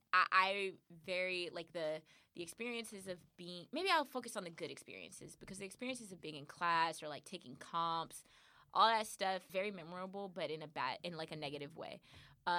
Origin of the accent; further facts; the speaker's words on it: California, United States; I'm from California